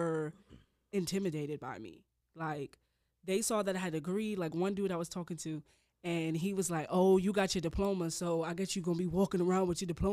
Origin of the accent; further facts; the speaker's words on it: New York, United States; moved away; I'm from New York, so you know when I was in college, I used to go to New York every summer just to work